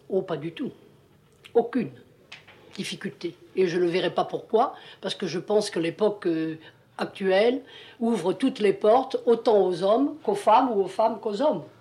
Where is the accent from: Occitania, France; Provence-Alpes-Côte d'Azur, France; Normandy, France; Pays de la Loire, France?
Occitania, France; Montpellier; also born or lived in Grans, Provence; je suis née en Provence, dans un tout petit village, Grance, qui est entre Miramas et Salon, j'ai été en nourrice dans, dans ce qu'on peut appeler l'accro. Et puis, je, nous sommes venus à Montpellier